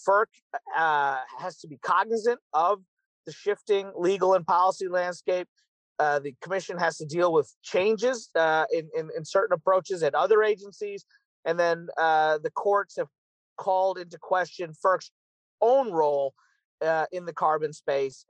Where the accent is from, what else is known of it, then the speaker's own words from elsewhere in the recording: Kentucky, United States; Kentucky, my home state in the U.S.